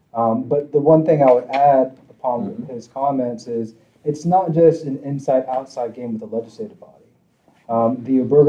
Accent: Georgia, United States; As a gay man growing up in Georgia, never in my life did I think that I'd be able to get married in my home state.

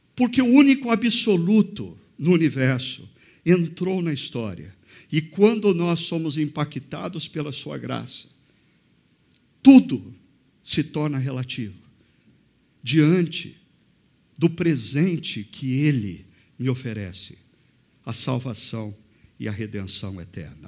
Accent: Brazil; Nós brasileiros

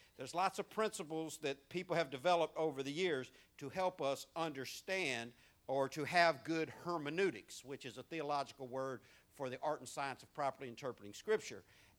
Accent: Louisiana, United States; We're from Louisiana. You know why people in Louisiana have lots of babies?

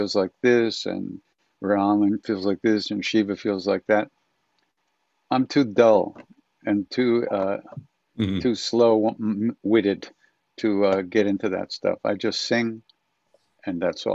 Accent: Long Island, New York, United States; also born or lived in India; me growing up on Long Island

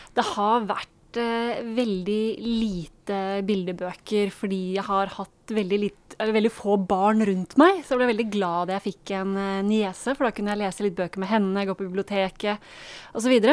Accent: Norway; som nordmann

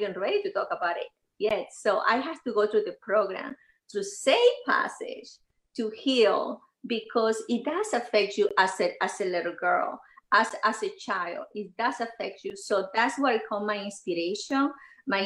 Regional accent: Venezuela; moved away; I grew up in Venezuela

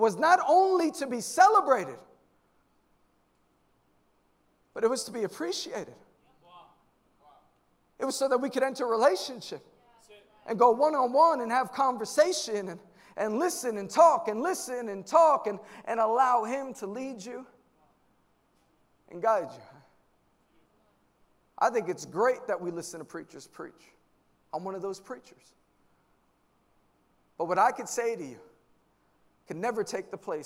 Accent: New York, United States; I'm from New York

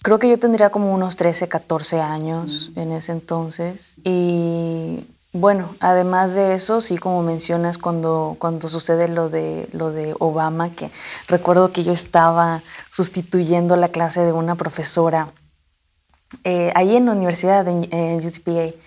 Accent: Mexico; now in United States; sintiéndome más mexicana que el mole

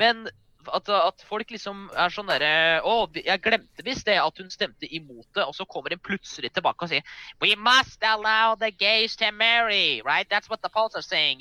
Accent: Norway; vi spesifikt som nordmenn

